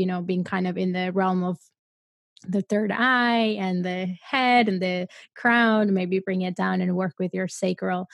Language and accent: English; Colombia; I come from Colombia. I come from a place, from a third world country